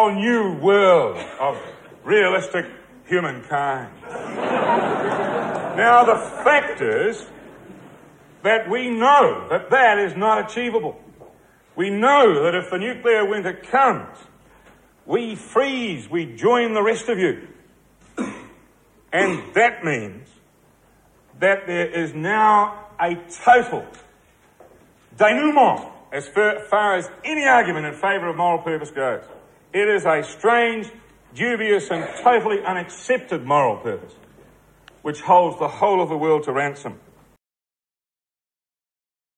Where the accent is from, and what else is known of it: New Zealand